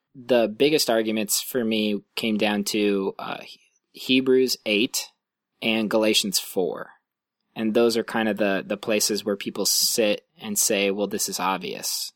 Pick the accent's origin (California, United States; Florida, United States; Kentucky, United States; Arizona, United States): California, United States; Lancaster; moved away as an adult; also born or lived in Illinois / Ohio; now in Santa Cruz, United States; where I grew up in Lancaster